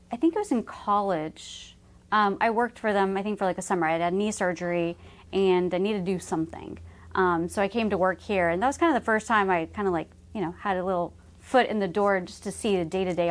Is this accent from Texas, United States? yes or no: yes; Dallas, Texas, United States; mm-hmm. Dallas.